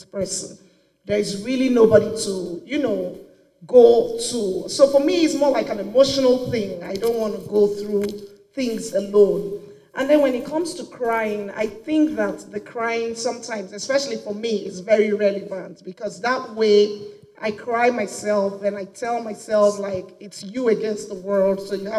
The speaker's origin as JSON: {"language": "English", "country": "Nigeria", "said": "I am from Nigeria, of course. I live in Nigeria."}